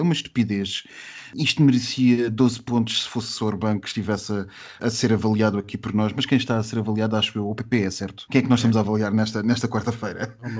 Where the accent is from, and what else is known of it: Portugal